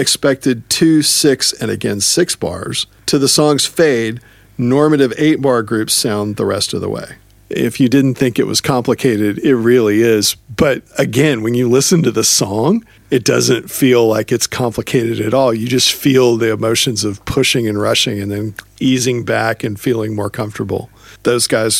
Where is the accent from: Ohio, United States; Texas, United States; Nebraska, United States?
Texas, United States; I'm from Texas